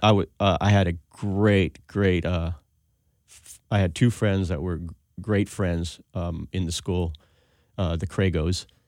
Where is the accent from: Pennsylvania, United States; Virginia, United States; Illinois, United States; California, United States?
California, United States; Alhambra; also born or lived in Pasadena; I was born in Pasadena and lived in Alhambra my whole life